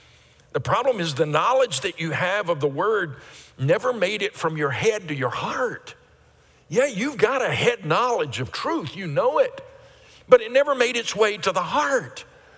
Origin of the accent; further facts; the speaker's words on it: United States; I'm a Christian because I was born here into a Christian family, because I'm American